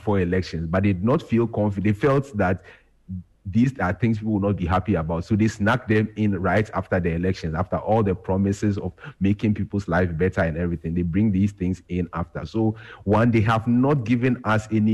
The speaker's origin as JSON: {"language": "English", "country": "Ghana", "said": "as a Ghanaian"}